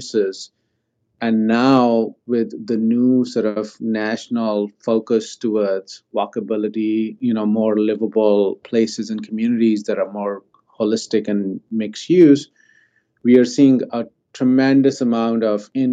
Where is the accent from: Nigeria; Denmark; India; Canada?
India; now in Maryland, United States; I grew up in India